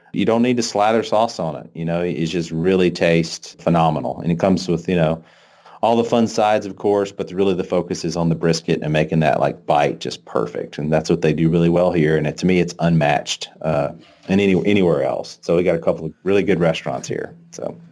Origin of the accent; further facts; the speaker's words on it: North Louisiana, United States; moved away as an adult; now in Dallas, United States; I grew up in North Louisiana